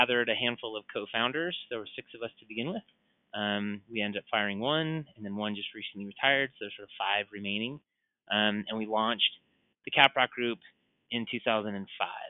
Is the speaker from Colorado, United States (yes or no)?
yes; Colorado, United States; I was raised in Colorado